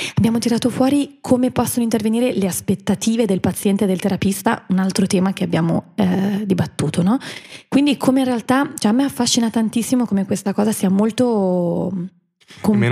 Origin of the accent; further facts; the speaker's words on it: Milan, Lombardy, Italy; L'unica milanese eh, sono io.